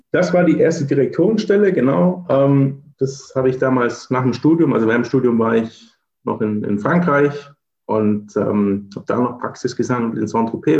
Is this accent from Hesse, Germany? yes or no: no; Swabia, near Stuttgart, Baden-Württemberg, Germany; moved away as an adult; also born or lived in Berlin / Cologne / Allgäu; now in Braunschweig, Germany; ich bin gebürtiger Schwabe, ne, komme aus der Nähe von Stuttgart